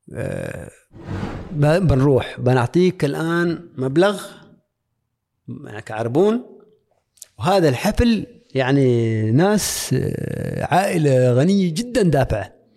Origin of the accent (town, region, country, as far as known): Oman; moved away as an adult